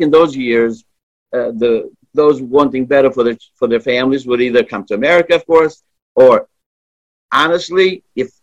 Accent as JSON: {"language": "English", "town": "Hampton", "region": "Virginia", "country": "United States", "tie": "born or raised there", "second_language": "English", "said": "living in Hampton. Literally not even a 10-minute drive from my house was the Hampton Coliseum"}